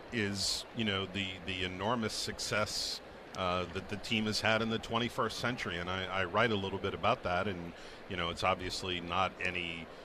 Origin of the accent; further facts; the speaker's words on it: New England, United States; growing up in New England like so many of us did as a fan